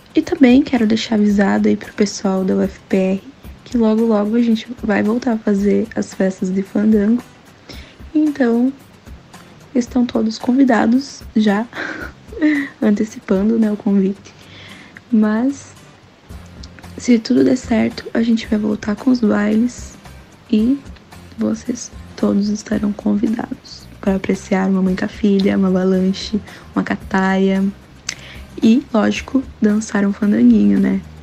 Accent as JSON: {"language": "Portuguese", "town": "Paranaguá", "region": "Paraná", "country": "Brazil", "moved": "as an adult", "lives_now": "Curitiba, Brazil", "said": "eu sou de Paranaguá, né, mas como vocês sabem, estou morando em Curitiba"}